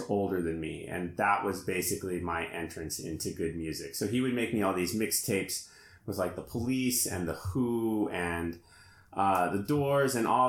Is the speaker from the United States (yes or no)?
yes; Colorado, United States; now in Poland; I grew up in Colorado.